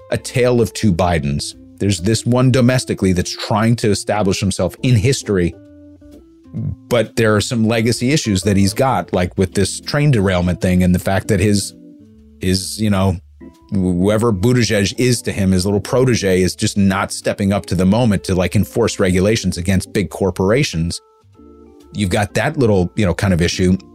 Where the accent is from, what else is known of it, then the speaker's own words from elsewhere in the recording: North Carolina, United States; Yeah, anecdotally, growing up in North Carolina, he lost North Carolina bad, which doesn't surprise me at all.